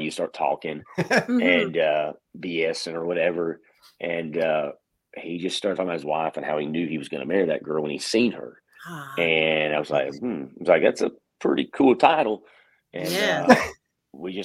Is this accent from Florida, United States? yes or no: yes; Florida, United States; moved away; I'm from Florida and all my family lives down there